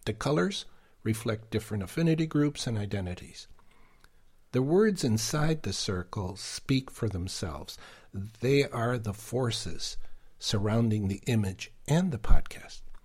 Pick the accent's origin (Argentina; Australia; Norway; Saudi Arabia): Argentina; English is a second language; also born or lived in New York / Boston / Detroit; now in United States; being born and raised in Argentina